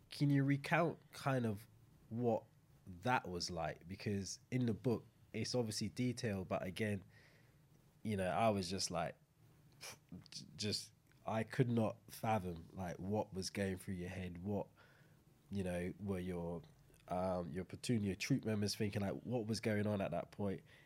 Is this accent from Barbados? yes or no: yes; Saint Michael, Barbados; moved away; coming from the same place, growing up, you know, even though Saint John, Saint Michael kind of you know, growing up in Barbados